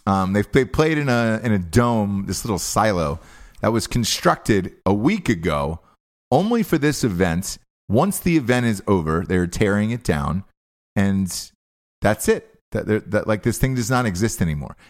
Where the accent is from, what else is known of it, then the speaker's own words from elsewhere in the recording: Atlanta, Georgia, United States; moved away; I'm from Atlanta, uh, originally